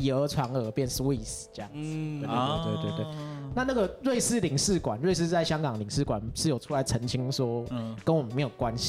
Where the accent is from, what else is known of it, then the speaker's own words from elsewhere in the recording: Guangdong, China; 因为像我自己的口味就是，呃，有时候我就是想要去做个什么四川菜、什么北方菜，嗯，那因为我广东人嘛，所以忍不住还是想要加个糖，或者忍不住还是要想要加点蚝油，